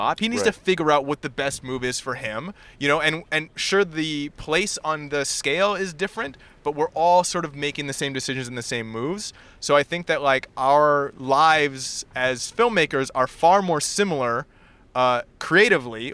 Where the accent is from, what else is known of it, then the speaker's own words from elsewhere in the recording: Vancouver, British Columbia, Canada; moved away as an adult; I grew up in Vancouver.